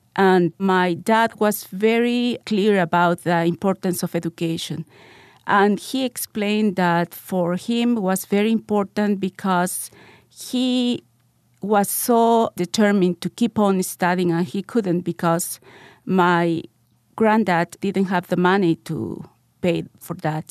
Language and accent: English; Lima, Peru; also born or lived in North Carolina; I live in Lima, Peru, and I grew up in Lima, Peru also.